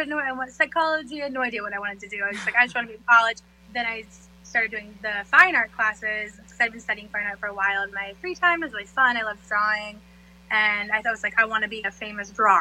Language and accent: English; Florida, United States; moved away as an adult; also born or lived in Jacksonville, Florida; now in New York, United States; I was born and raised in South Florida, and um, I guess half raised there. And then when I was about ten, I moved to Jacksonville, which is Northeast Florida